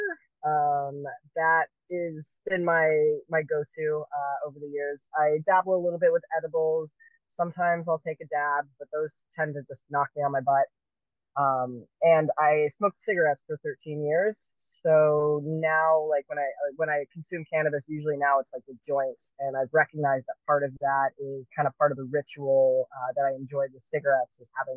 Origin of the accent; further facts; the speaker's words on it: Southern California, United States; moved away; I grew up in Southern California